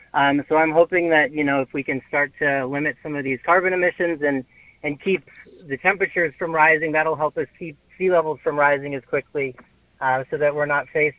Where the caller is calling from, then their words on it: Mashpee, Massachusetts, United States; I'm calling from Mashpee. We're here on Cape Cod, and one of the things that's a big worry here is rising sea levels.